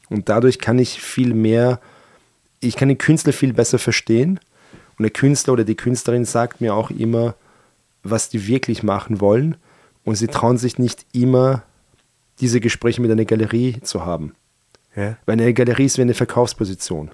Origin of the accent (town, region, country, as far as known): Austria; born or raised there; German is a second language; also born or lived in Iran